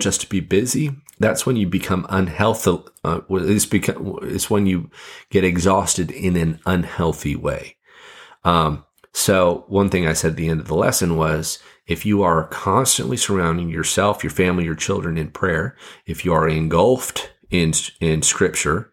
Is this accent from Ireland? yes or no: no; Fiji; moved away; I grew up in the Fiji Islands